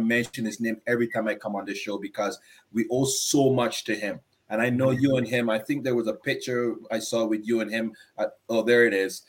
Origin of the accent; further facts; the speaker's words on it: Barbados; Barbadian guy